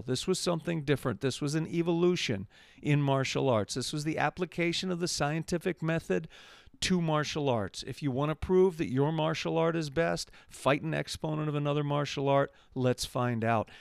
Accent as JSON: {"language": "English", "region": "Massachusetts", "country": "United States", "tie": "born or raised there", "said": "my home state of Massachusetts, USA"}